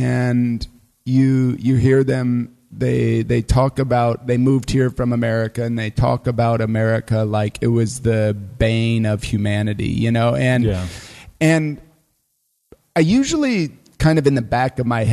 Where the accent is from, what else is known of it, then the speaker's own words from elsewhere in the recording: United States; moved away as an adult; now in Germany; I'm as American as cargo shorts and apple pie combined.